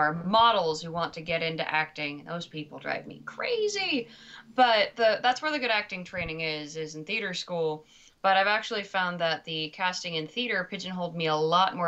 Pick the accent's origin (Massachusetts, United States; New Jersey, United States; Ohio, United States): Massachusetts, United States; Lexington; I got my first lead in a play in third grade. The play was The Big Stone at Lexington Montessori School